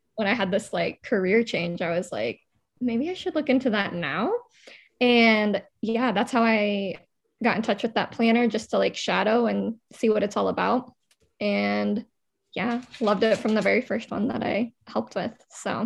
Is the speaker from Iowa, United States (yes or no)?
yes; Des Moines, Iowa, United States; also born or lived in Quad Cities; I grew up in Des Moines